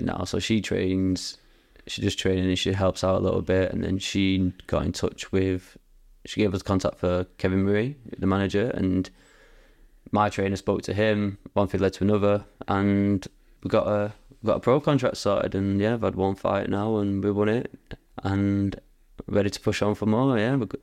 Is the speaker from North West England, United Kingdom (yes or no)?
yes; Bury, North West England, United Kingdom; I'm from Bowie, uh, but it was based in, like, Radcliffe area